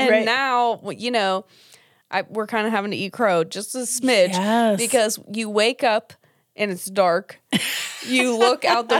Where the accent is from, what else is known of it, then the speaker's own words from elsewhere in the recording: Pittsburgh, Pennsylvania, United States; moved away as an adult; now in Seattle, United States; we're from Pittsburgh, and we're currently living in Seattle, Washington.